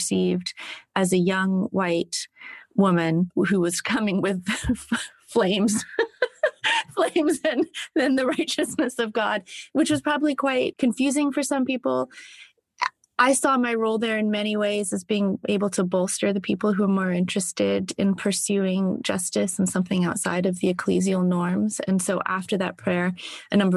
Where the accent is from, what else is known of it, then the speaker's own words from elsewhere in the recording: South of England, United Kingdom; also born or lived in Southern United States; now in United States; As a child, and growing up in the south of England, I had a very strong sense that I was biracial.